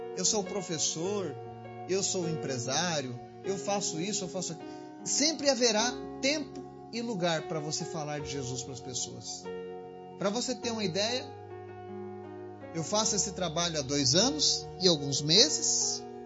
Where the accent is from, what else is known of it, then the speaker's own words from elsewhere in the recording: Rio Grande do Sul, Brazil; now in Bahia, Brazil; Eu sou do Rio Grande do Sul, moro na Bahia